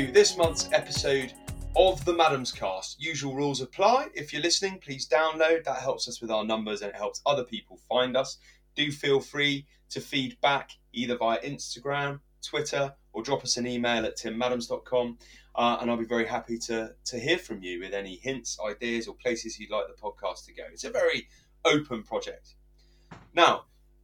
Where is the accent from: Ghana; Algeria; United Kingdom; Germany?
United Kingdom; Warminster, South West England; My hometown of Warminster